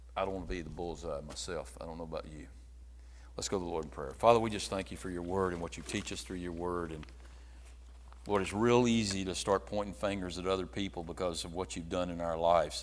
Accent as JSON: {"language": "English", "country": "United States", "tie": "born or raised there", "said": "I was born in America."}